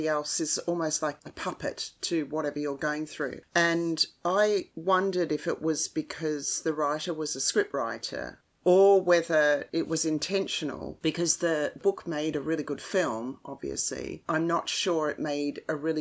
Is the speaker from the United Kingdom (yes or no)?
no; Australia; as an Australian